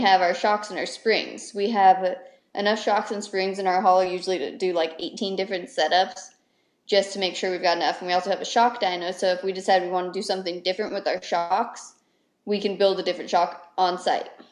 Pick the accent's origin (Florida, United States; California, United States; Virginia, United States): California, United States; Lake Tahoe; moved away as an adult; now in North Carolina, United States; I grew up in Lake Tahoe, California